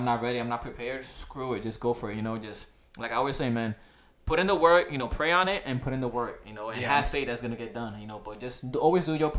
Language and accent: English; Connecticut, United States; also born or lived in New York; now in Miami, United States; I was born in New York, but raised in Connecticut. But I've been in Florida for 10 plus years.